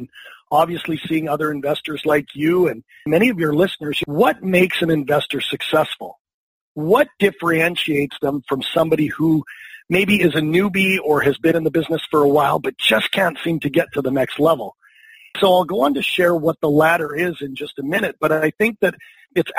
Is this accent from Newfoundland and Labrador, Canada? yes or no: no; Vancouver, British Columbia, Canada; I am from Vancouver, British Columbia, Canada